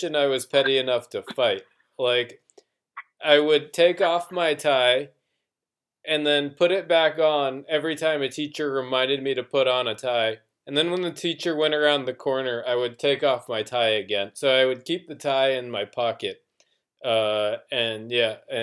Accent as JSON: {"language": "English", "country": "United States", "moved": "yes", "lives_now": "France", "said": "I'm American"}